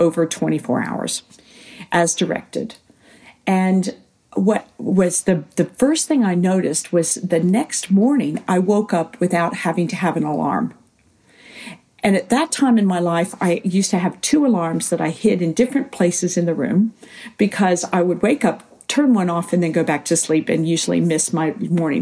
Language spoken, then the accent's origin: English; United States; moved away as an adult; also born or lived in Scotland / England / Australia; now in New Zealand; growing up in the States